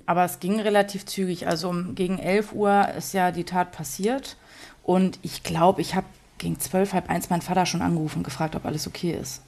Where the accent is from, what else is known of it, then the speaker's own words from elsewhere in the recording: Dänischenhagen, Schleswig-Holstein, Germany; now in Kiel, Germany; dass ich meinen Großteil in den Schnagen verbracht habe, da war ich so bis 15 Jahre